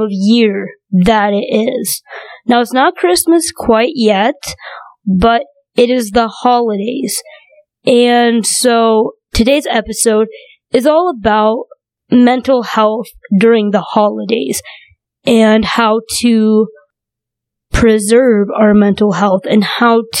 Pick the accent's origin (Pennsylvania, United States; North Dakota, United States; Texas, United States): North Dakota, United States; also born or lived in China; grew up in North Dakota